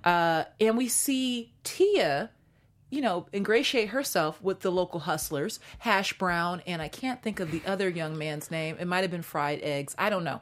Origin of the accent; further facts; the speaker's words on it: Seattle, Washington, United States; now in Los Angeles, United States; I'm from Seattle